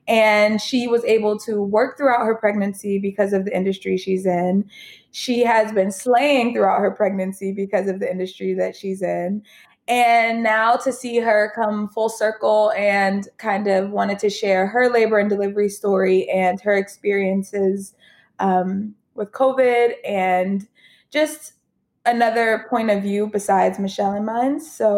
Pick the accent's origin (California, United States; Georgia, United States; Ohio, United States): Georgia, United States; Gwinnett County; we know each other from growing up in Gwinnett County.